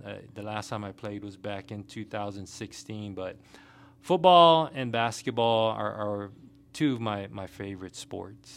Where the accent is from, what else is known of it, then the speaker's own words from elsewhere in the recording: Guam; moved away as an adult; also born or lived in Washington State / Hawaii / Kentucky / Germany; now in Fort Stewart, Georgia, United States; born and raised from the island of Guam, um, little tiny island in the Pacific